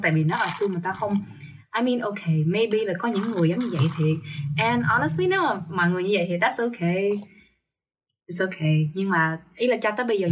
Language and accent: Vietnamese; Vietnam; now in United States; tao đến từ Việt Nam